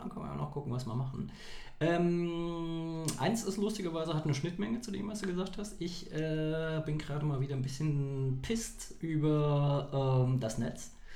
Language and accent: German; Saarland, Germany; Wir Saarländer